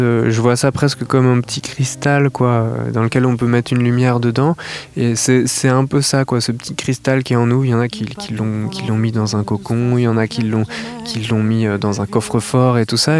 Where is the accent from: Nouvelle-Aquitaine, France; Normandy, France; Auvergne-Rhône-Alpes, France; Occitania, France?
Nouvelle-Aquitaine, France; La Rochelle; je viens de La Rochelle